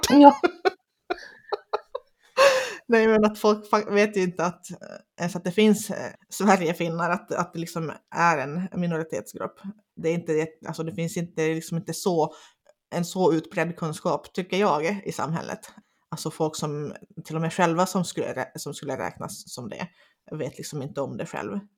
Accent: Finland; accent: Finnish; Swedish is a second language; jag pratar ju inte finlandssvenska, jag pratar ju svenska med finsk brytning.

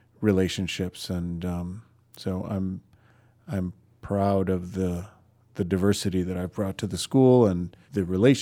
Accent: Chicago, Illinois, United States; I grew up in Lincoln Park, and we were about 7-8 blocks from the Old Town School

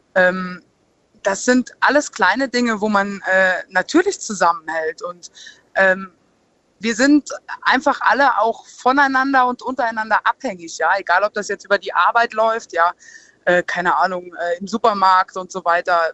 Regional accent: Saarland, Germany; bei uns im Saarland

